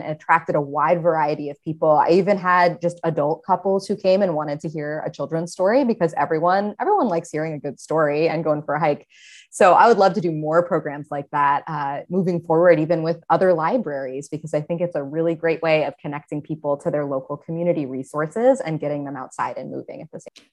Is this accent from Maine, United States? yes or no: yes; Maine, United States; I grew up in Maine and spent a lot of time outdoors as a kid